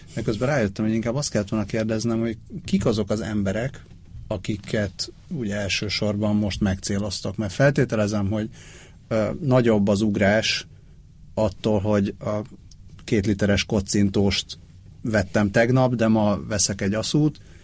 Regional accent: Hungary

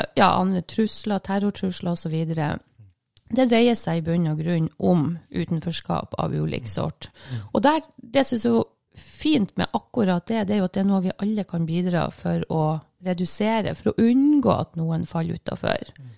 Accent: Bodø, Nordland, Norway; Jeg kommer ifra Bodø. Fra Rønvika i Bodø.

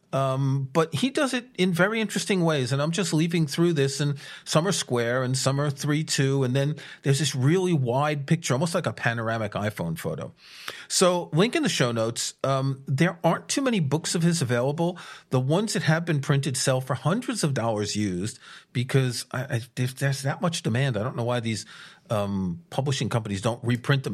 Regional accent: New York, United States; moved away; also born or lived in Paris; I grew up in a city. I grew up in New York.

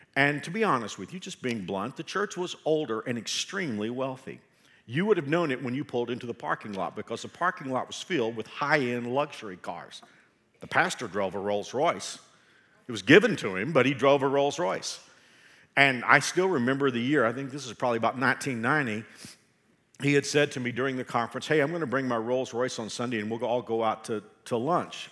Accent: Texas, United States; I can say that I'm a Texan

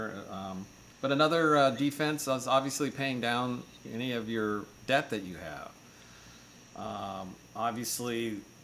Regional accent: United States; as an American

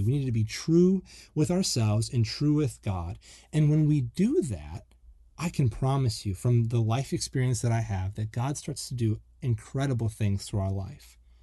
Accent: Buffalo, New York, United States; moved away as an adult; also born or lived in Florida; I grew up in the Northeast and, um, I'm from, like, the Buffalo, Niagara Falls area.

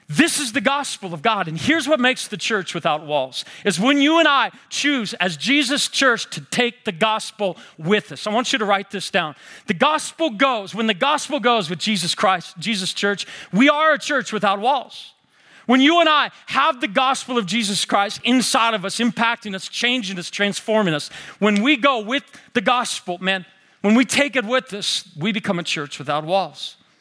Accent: Seattle, Washington, United States; now in Spokane, United States; I grew up in the Seattle area. I live in Spokane now.

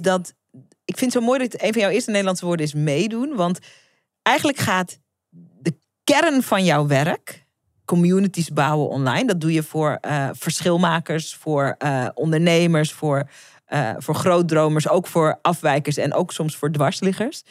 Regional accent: Netherlands; ik ben geboren in Nederland

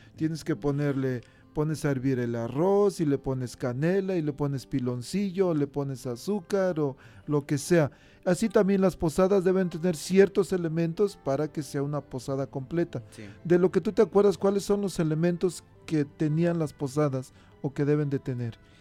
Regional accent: Mexico; now in United States; en México, pues allá con trabajos tenemos para un foquito.

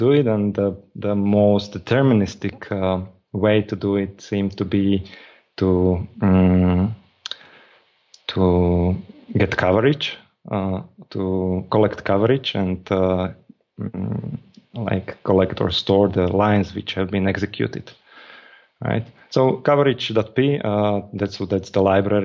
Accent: Slovakia; I'm from Slovakia, and I'm in Slovakia

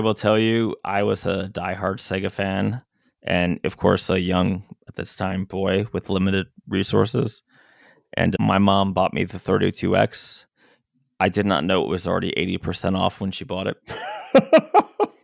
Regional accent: Florida, United States; I'm a guy from Florida

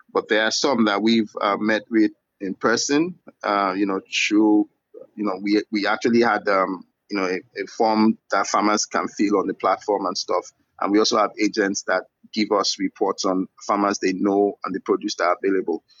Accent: Ibadan, Oyo, Nigeria; also born or lived in Ogbomosho; now in Lagos, Nigeria; I'm from Nigeria. I grew up in the city of Ibadan. I was born in a town called Ogbomosho, which is in Oyo State.

